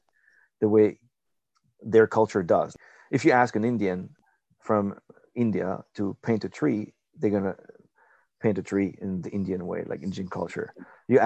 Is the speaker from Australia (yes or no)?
no; France; moved away; I was raised in France, Catholic